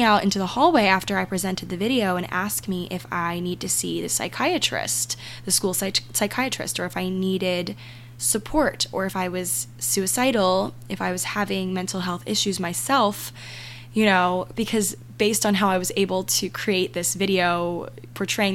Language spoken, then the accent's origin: English; Maryland, United States; my hometown in Maryland